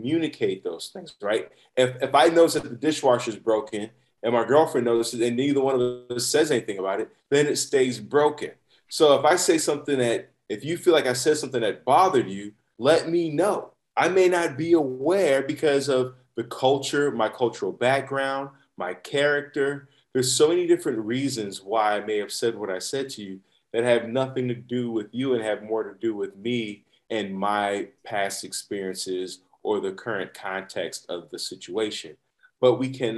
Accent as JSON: {"language": "English", "town": "Chicago", "region": "Illinois", "country": "United States", "moved": "yes", "lives_now": "San Diego, United States", "said": "I'm from Chicago. I grew up you go to the barbershop every Sunday, right?"}